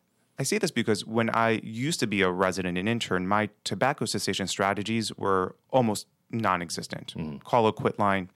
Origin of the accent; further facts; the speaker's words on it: Baltimore, Maryland, United States; I'm born and raised in Baltimore City. Grew up actually in that block away from here in the Greektown area.